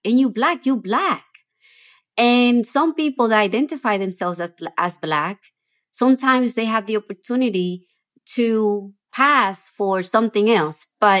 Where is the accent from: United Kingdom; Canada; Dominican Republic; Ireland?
Dominican Republic; also born or lived in New York City, United States; now in New Orleans, United States; growing up in an island where the majority of people that surrounded me were people of color, people of mixed heritage, people of dark skin